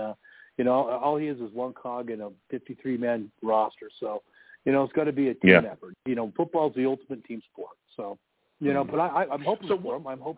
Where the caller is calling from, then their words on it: Utah, United States; Hey, Joe. This is …. I talked to you before. I'm from Utah.